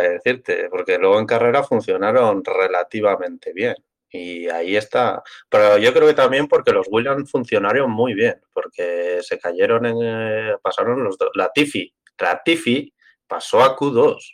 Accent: Spain; Yo soy castellano

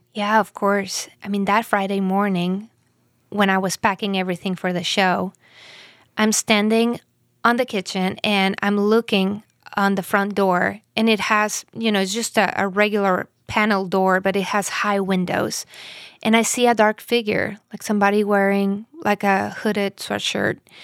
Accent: Mexico; moved away as an adult; I'm from Mexico. We've been living here for, I think, over three years now

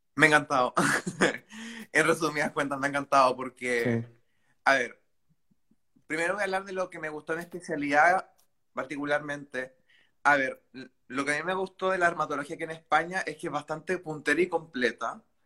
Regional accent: Chile; moved away as an adult; now in Valencia, Spain; yo soy de Chile

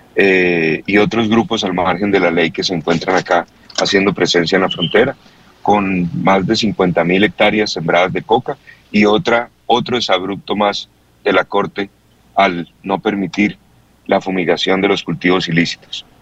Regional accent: Colombia; nuestro país

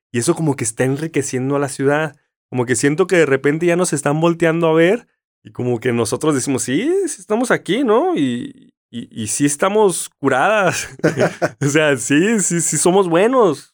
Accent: Mexicali, Baja California, Mexico; now in Tijuana, Mexico; yo soy de Mexicali

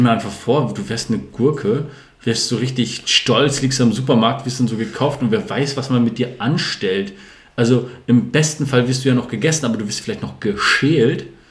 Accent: Northern Germany, Germany; also born or lived in Sande, Lower Saxony; als Norddeutscher

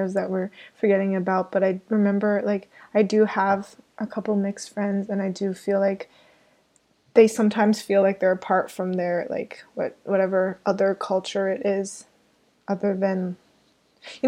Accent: Canada; I grew up here in Canada

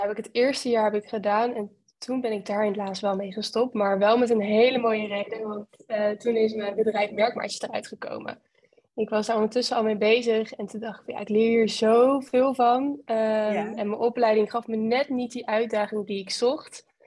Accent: Westland, South Holland, Netherlands; ik eh, kom uit het Westland. Dat is een uh, plaatsje tussen eh, Den Haag en Rotterdam in.

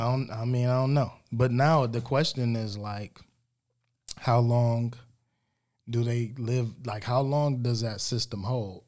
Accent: United States; us American blacks

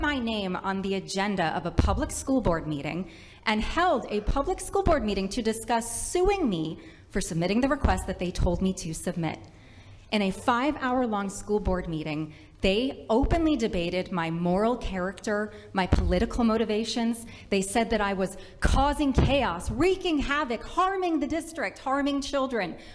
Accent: Rhode Island, United States; I am a mother from Rhode Island

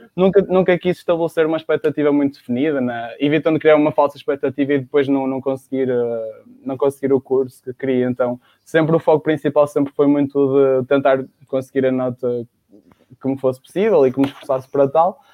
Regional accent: Baião, North, Portugal; now in Porto, Portugal; sou de Baião, estudei numa secundária em Baião

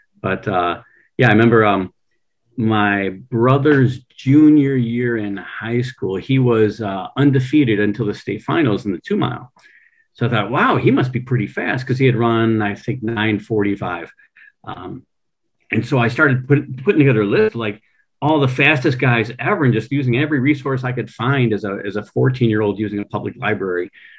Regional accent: Allen Park, Michigan, United States; Allen Park, Michigan.

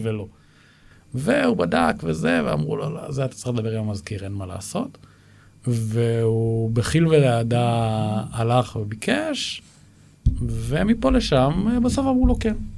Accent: Israel; גדלתי בבית ששני ההורים שלי היו מזכירי קיבוץ

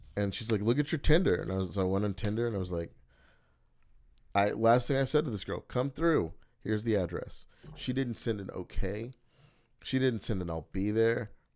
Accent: Oklahoma City, Oklahoma, United States; Oklahoma City, that's my hometown.

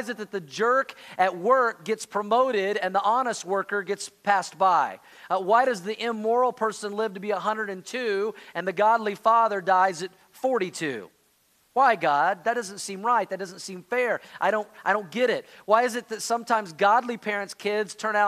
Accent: Oklahoma, United States; I grew up in Oklahoma

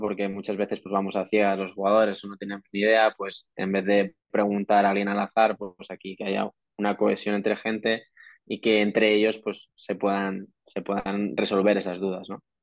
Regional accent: Madrid, Community of Madrid, Spain; el 99% de los jugadores somos madrileños y hemos jugado en categorías inferiores en la selección de Madrid

